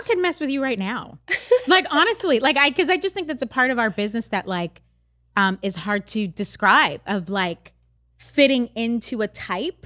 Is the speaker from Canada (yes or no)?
yes; Canada; I grew up in Canada